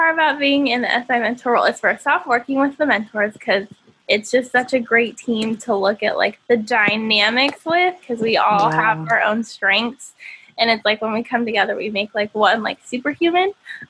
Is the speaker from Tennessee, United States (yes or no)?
yes; Tennessee, United States; also born or lived in Indiana; now in California, United States; Cause like I grew up in Tennessee and then Indiana. And so when I moved to California, a little bit of a culture shock because I was like, a lot of people here speak differently.